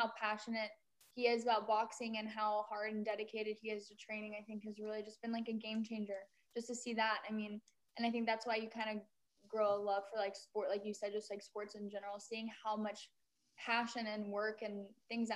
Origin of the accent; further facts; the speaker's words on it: Texas, United States; now in Los Angeles, United States; I grew up, you know, in Texas